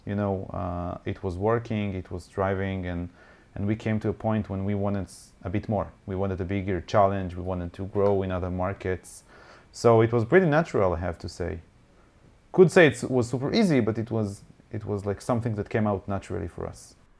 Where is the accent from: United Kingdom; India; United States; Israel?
Israel; Haifa, Haifa District; I used to own a bar here in Haifa, my, my hometown.